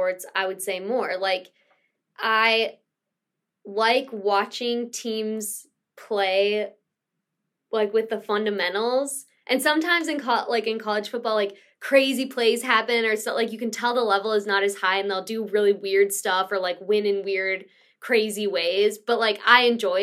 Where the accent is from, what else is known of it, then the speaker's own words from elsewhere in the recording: Midwest, United States; I'm from the Midwest